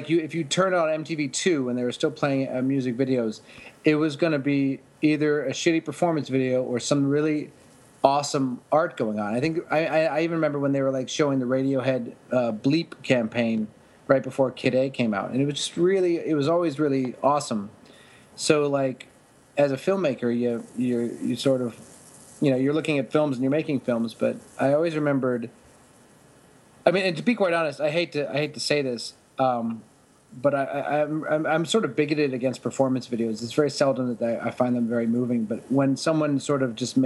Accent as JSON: {"language": "English", "town": "Pittsburgh", "region": "Pennsylvania", "country": "United States", "also_born_or_lived": "Kent, Ohio / Miami, Florida", "moved": "as an adult", "said": "I'm from Pittsburgh, and I went to college at Kent State."}